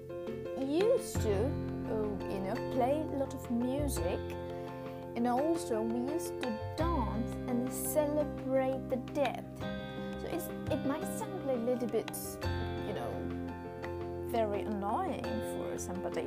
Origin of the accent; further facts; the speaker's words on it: India; I come from India, so we have a certain culture